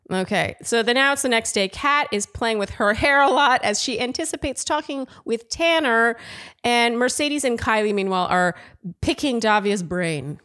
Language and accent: English; Canada; I'm too Canadian